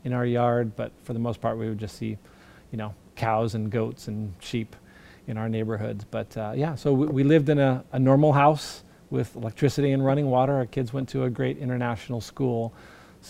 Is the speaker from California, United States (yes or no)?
yes; California, United States; moved away as an adult; also born or lived in China / Portland, Oregon; grew up in California